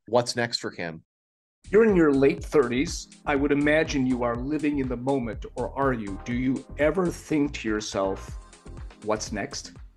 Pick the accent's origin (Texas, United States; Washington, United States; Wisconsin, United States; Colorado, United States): Wisconsin, United States; Milwaukee; I grew up in Milwaukee.